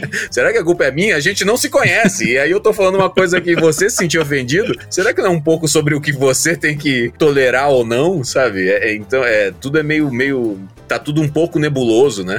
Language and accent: Portuguese; Sinop, Mato Grosso, Brazil; moved away; Eu saí lá do Mato Grosso